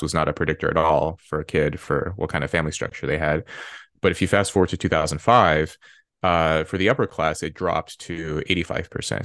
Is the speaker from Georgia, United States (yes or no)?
no; Red Bluff, California, United States; moved away; I grew up in Red Bluff, California